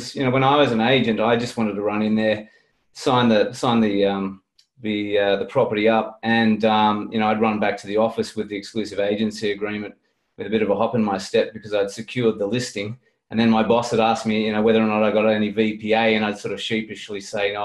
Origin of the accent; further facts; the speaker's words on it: Sydney, New South Wales, Australia; moved away as an adult; now in Port Macquarie, Australia; I'm originally from Sydney, from the Northern Beaches in Sydney